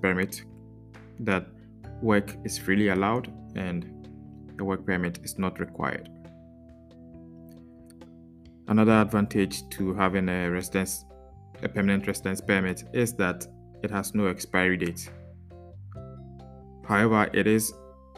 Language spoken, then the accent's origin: English; Ghana; now in Netherlands; I'm a Ghanaian and presently living in the Netherlands